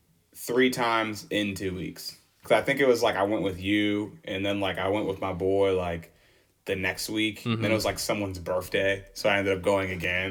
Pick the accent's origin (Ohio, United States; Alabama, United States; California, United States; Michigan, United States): Michigan, United States; Oh my gosh, we're from Michigan.